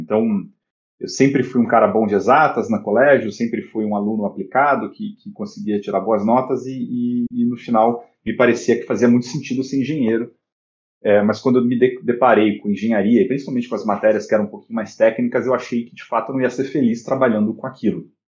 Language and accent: Portuguese; Rio de Janeiro, Brazil; moved away as an adult; also born or lived in São Paulo; Eu, eu sou carioca, eu vim do Rio para estudar na Poli